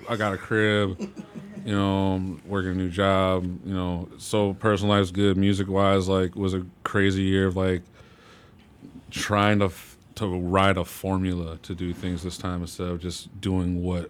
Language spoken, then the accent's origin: English; Chicago, Illinois, United States; oh, yeah, I'm from Chicago.